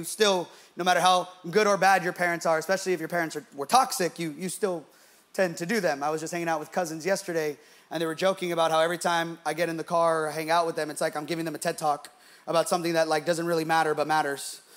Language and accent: English; Bay Area, California, United States; we're from the Bay Area